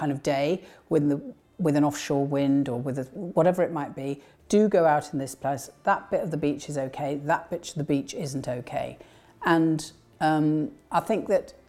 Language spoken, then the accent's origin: English; West Kirby, North West England, United Kingdom; I was born in West Kirby